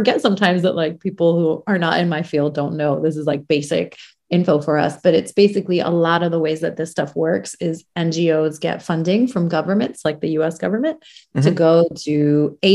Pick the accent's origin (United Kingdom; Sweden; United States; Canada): United States; also born or lived in Iran; my family and I, we left as refugees and went to America when I was quite young